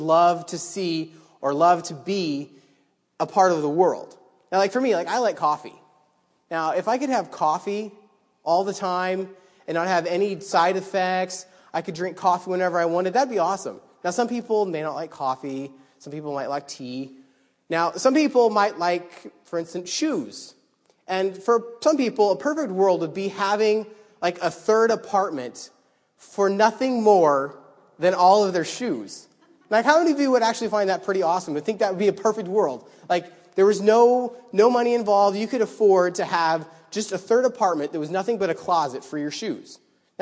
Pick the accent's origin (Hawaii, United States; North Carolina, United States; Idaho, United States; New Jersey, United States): Idaho, United States; now in New York, United States; I grew up in Idaho